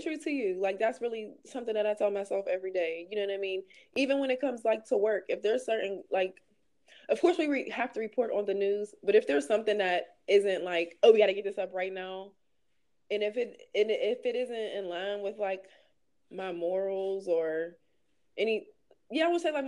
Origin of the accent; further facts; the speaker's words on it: Pittsburgh, Pennsylvania, United States; I'm from the South Side